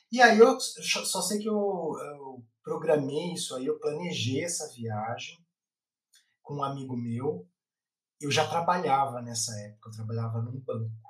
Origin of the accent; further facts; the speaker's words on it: São Paulo, Brazil; a gente é de São Paulo e a gente está querendo ir lá para a nascente do, do Rio.